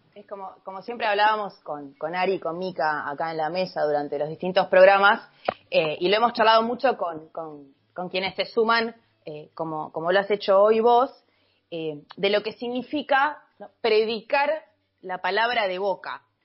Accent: Argentina; Como argentina y como bostera

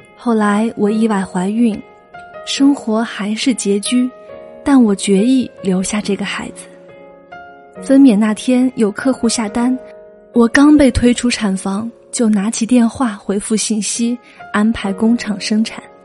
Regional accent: Fujian, China; moved away as an adult; now in Guangzhou, China; 六年前，我从福建老家嫁至广州

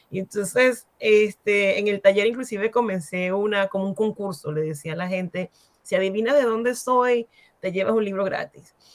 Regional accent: Venezuela; moved away as an adult; also born or lived in New York / Cameroon; now in United States

